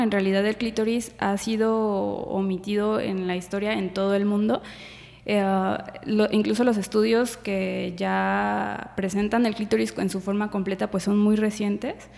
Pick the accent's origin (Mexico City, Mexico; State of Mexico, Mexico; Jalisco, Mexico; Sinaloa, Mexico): Jalisco, Mexico; Guadalajara; yo nací aquí en Guadalajara